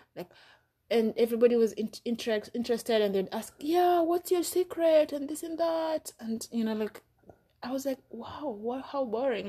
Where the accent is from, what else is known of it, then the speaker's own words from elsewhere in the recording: Nairobi, Kenya; moved away as an adult; now in United States; in Nairobi, where I grew up.